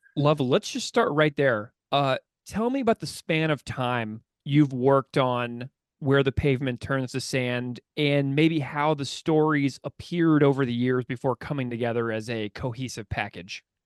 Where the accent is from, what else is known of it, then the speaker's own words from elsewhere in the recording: St. Louis, Missouri, United States; just down I forty-four from Saint Louis, my hometown